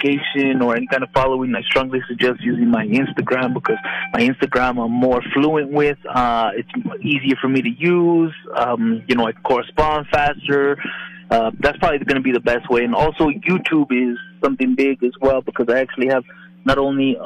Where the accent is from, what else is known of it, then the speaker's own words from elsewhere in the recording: Albuquerque, New Mexico, United States; moved away as an adult; also born or lived in San Antonio, Texas; my hometown